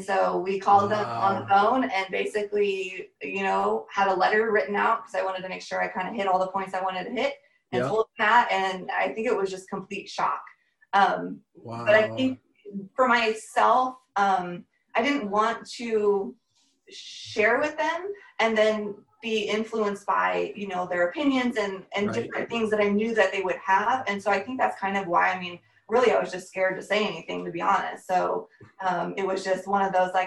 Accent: Seattle, Washington, United States; moved away as an adult; I grew up in Seattle, Washington

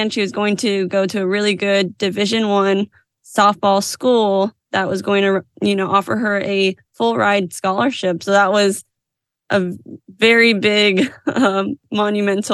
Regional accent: Houston, Texas, United States; I was born and raised in Texas, Houston, Texas

